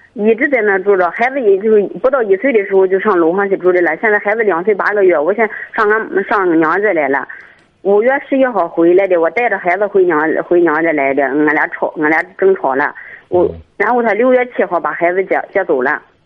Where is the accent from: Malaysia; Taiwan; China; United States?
China; Jiyang, Shandong; also born or lived in Qihe; 我家是济阳的，我婆婆家是契合的